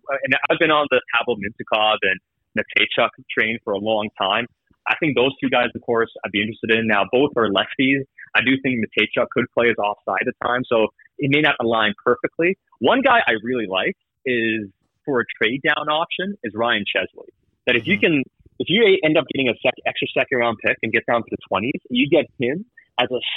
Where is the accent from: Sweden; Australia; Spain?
Sweden; now in Vancouver, Canada; I grew up in Sweden, so I got a lot of Swedish contacts